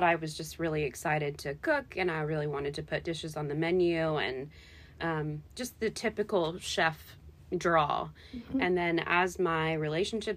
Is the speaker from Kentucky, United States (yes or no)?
yes; Lexington, Kentucky, United States; moved away as an adult; now in Louisville, United States; I'm actually from Lexington originally